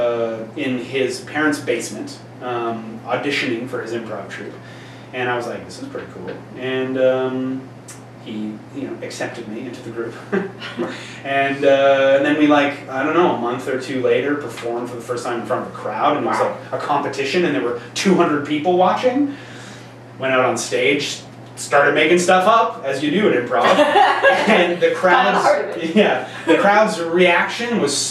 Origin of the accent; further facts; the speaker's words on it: Montreal, Quebec, Canada; We grew up in Montreal, and so we would go to Cégep there after high school